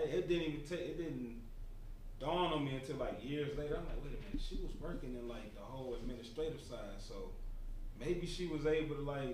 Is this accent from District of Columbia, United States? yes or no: no; Detroit, Michigan, United States; I'm from Detroit